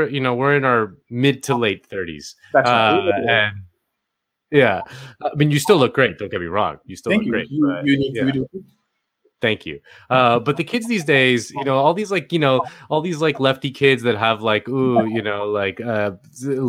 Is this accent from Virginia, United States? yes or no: no; Miami, Florida, United States; moved away as an adult; now in Los Angeles, United States; I live in LA. I'm a transplant. I'm from Miami originally, but I moved here in 2016